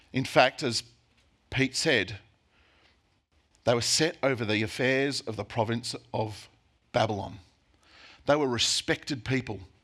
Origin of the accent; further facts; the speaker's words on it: Australia; as Aussie Christians